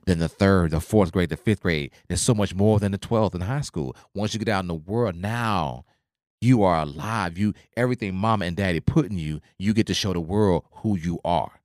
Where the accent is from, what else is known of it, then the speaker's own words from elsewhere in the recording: Oklahoma, United States; I grew up in Oklahoma